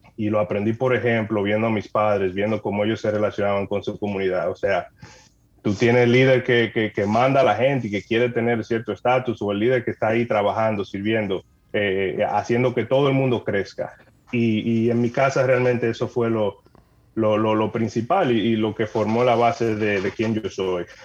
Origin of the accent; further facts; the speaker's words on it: San Cristóbal, Dominican Republic; moved away as an adult; now in Canada; yo soy dominicano, nacido allá, me crié en San Cristóbal eh, en el pueblo de San Cristóbal